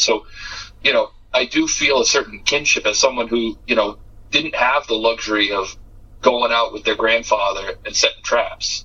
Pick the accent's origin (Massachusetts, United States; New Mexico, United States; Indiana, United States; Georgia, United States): Massachusetts, United States; I'm from Massachusetts